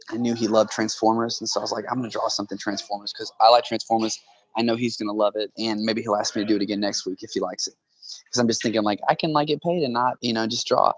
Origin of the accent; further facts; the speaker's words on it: Tulsa, Oklahoma, United States; my hometown here in Tulsa